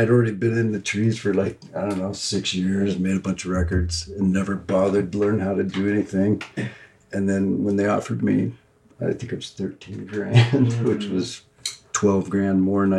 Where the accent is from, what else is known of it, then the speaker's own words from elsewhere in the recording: Ellensburg, Washington, United States; Ellensburg. That'd be my hometown.